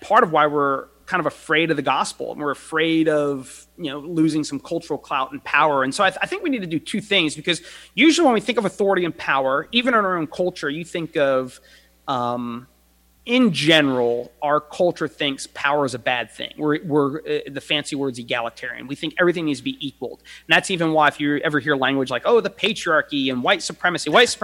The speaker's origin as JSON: {"language": "English", "country": "United States", "said": "We're Americans"}